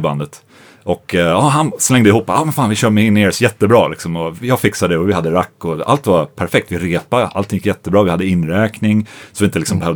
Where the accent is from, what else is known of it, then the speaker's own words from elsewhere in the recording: Sweden; jag är svensk